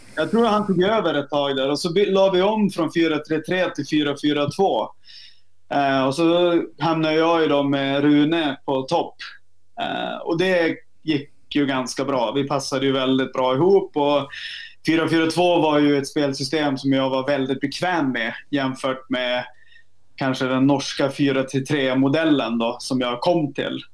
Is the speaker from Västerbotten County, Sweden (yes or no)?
yes; Vännäs, Västerbotten County, Sweden; moved away; also born or lived in Norway; jag kommer ju från Vännäs som ligger en halvtimme utanför Umeå